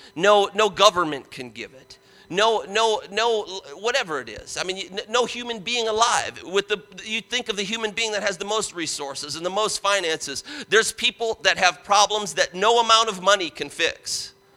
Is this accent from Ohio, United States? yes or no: yes; Parma, Ohio, United States; I grew up outside of Cleveland in Parma, Parma, Ohio